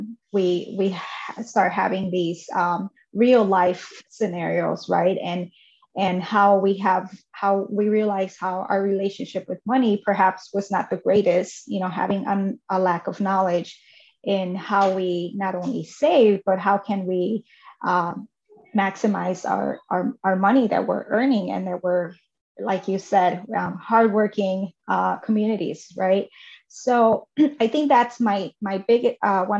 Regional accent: Chicago, Illinois, United States; also born or lived in Mexico; I was raised in Chicago until I was 8 years old, and then we moved to a suburb of Chicago

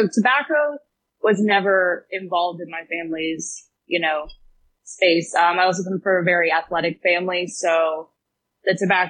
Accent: Ellicott City, Maryland, United States; Ellicott City, Columbia, Maryland.

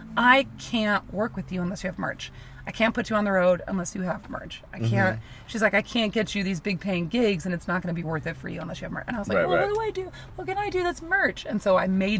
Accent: Mercer County, New Jersey, United States; moved away as an adult; also born or lived in New York / California; I grew up in New Jersey

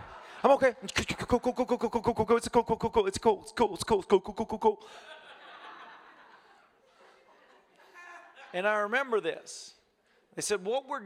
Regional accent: United States; I'm American

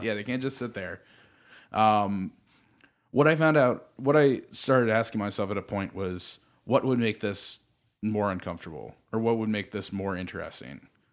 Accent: Baltimore, Maryland, United States; moved away as an adult; now in Los Angeles, United States; I grew up in Maryland where there's not really a huge film community

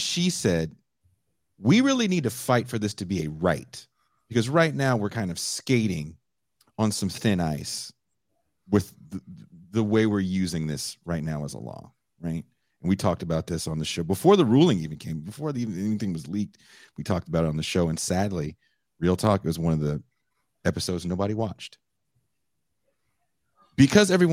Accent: California, United States; I'm living in California, I'm from California.

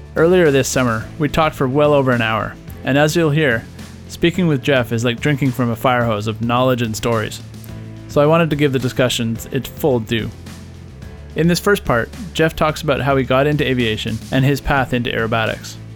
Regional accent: Ottawa, Ontario, Canada; I grew up in Ottawa, too.

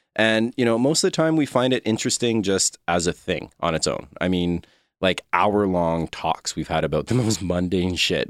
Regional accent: Quebec, Canada; I'm from Quebec, grew up in Quebec.

